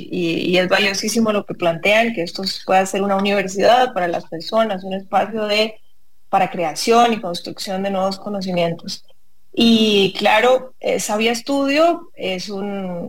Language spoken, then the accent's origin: Spanish; San Ramón, Alajuela, Costa Rica; yo nací y crecí en San Ramón